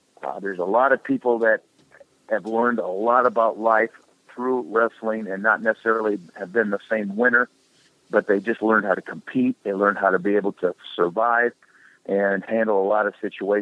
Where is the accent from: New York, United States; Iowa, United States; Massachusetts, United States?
Iowa, United States; Waterloo; my hometown of Waterloo, Iowa, had three high schools within the local community.